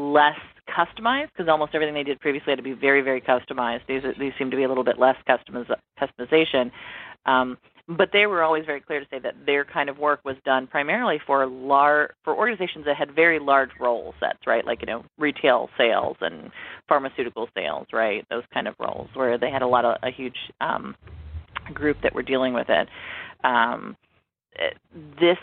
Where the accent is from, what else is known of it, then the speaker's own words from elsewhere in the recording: Cleveland, Ohio, United States; Ohio, my hometown.